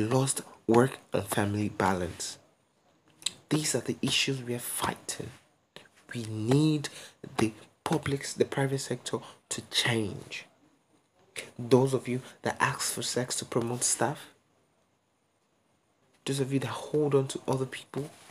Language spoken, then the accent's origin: English; Nigeria; as a Nigerian youth